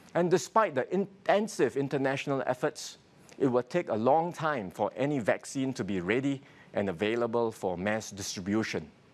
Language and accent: English; Singapore; My fellow Singaporeans